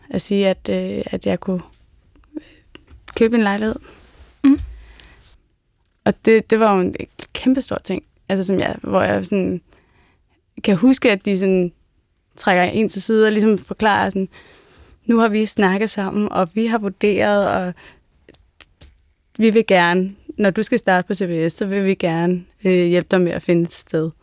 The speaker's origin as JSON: {"language": "Danish", "town": "Hedehusene", "region": "Capital Region of Denmark", "country": "Denmark", "said": "Altså, jeg er jo bare fra Hedehusene, eller sådan, der er ikke noget fancy over noget som helst."}